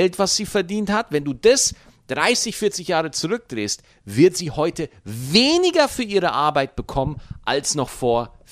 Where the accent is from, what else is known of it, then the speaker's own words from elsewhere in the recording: Bavaria, Germany; Ich habe als Bayern nur Nachteile.